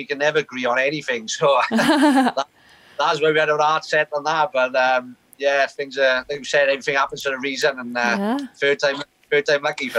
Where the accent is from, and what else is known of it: Caerphilly, Wales, United Kingdom